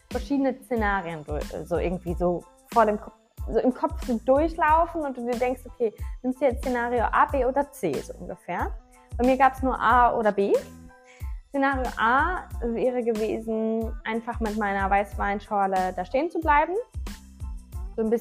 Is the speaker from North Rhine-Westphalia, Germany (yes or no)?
yes; Düsseldorf, North Rhine-Westphalia, Germany; Ich so, ja, äh, ich komme ein bisschen weiter weg her, aus Düsseldorf.